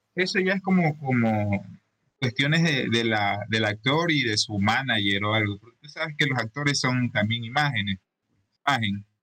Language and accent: Spanish; Ecuador; aquí en Ecuador